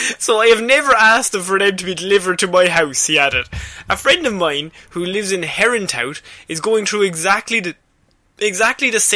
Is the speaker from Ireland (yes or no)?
yes; Ireland; as an Irish person